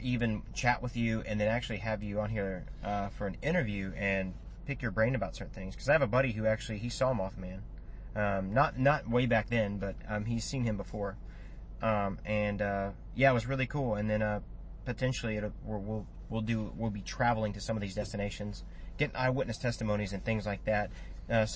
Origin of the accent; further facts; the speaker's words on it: United States; we're recording this here in America, and we're from America